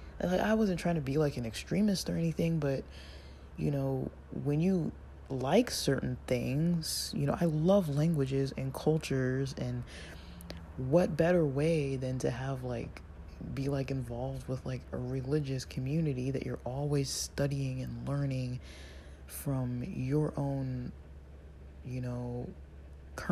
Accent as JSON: {"language": "English", "country": "United States", "said": "as an American in my Western world"}